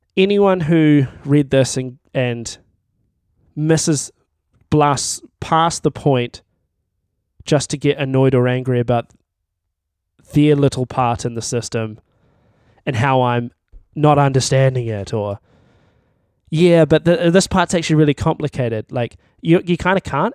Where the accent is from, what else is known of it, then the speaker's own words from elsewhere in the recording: Timaru, Canterbury, New Zealand; I'm from Timaru